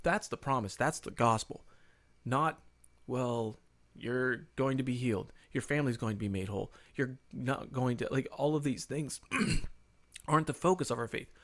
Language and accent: English; United States; we grew up in the United States of America